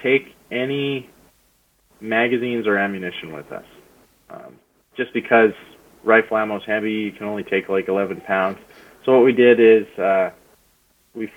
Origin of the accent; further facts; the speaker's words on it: Canada; told them I was from Canada.